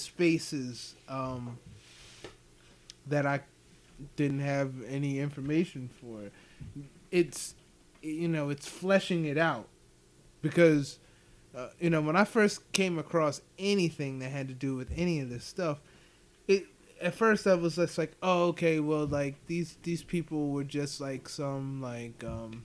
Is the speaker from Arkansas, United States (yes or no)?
no; Ephrata, Pennsylvania, United States; I was from Ephrata and, like, Lancaster County